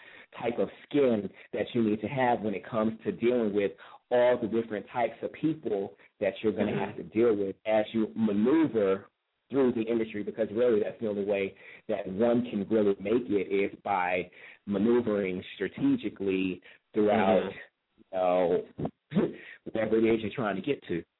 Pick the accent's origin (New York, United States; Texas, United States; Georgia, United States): New York, United States; even though I am a New Yorker, but my roots are in the South, Virginia in particular, and well, Virginia, North Carolina.